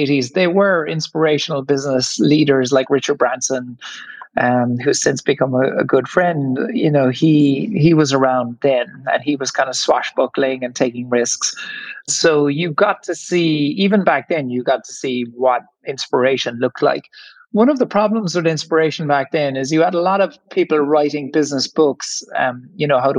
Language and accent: English; Ireland; accent: Irish; you might hear from my accent that I'm Irish. And so I grew up in the 1970s in Ireland